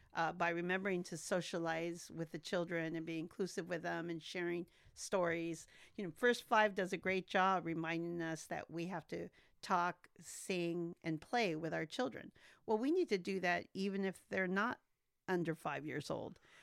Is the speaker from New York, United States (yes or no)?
no; Santa Maria, California, United States; also born or lived in McAllen, Texas; my daddy brought me here when I was 18 months old. So I am nearly native to Santa Maria